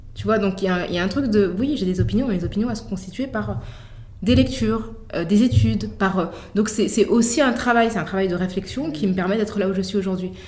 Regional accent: Paris, Île-de-France, France; on vient de Paris

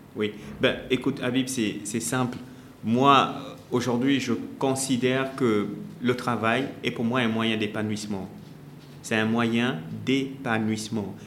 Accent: Gabon; moved away as an adult; also born or lived in Congo; now in Senegal; je, suis, congolais, je suis né congolais et euh, j'ai grandi au Gabon. Ensuite, je suis venu ici au Sénégal pour faire mes études

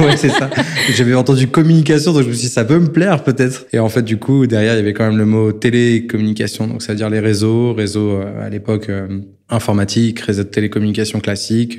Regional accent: France

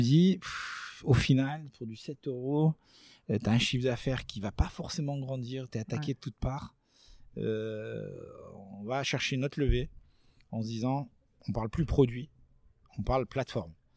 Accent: Nice, Provence-Alpes-Côte d'Azur, France; chez nous à Nice

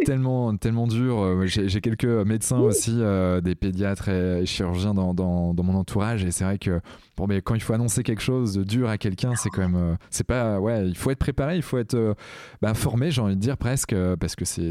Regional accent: Brittany, France; en tant que breton que je suis

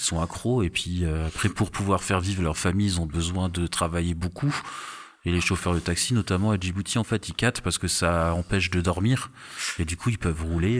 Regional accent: Strasbourg, Grand Est, France; je suis, je suis, de Strasbourg, donc si, je suis habitué J'ai eu des ah moins 20 dans ma jeunesse

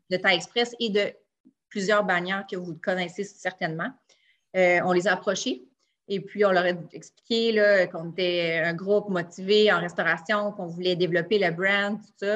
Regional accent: Quebec City, Quebec, Canada; je suis de Québec

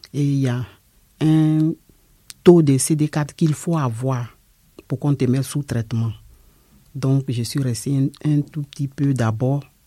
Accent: Côte d’Ivoire; moved away as an adult; now in France; Je suis de la Côte d'Ivoire.

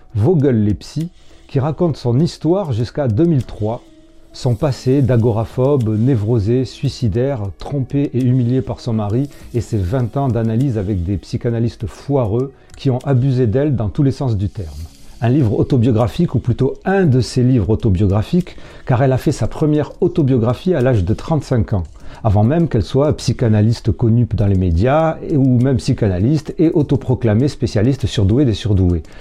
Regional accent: Marseille, Provence-Alpes-Côte d'Azur, France; accent: marseillais; ma voix et mon accent marseillais

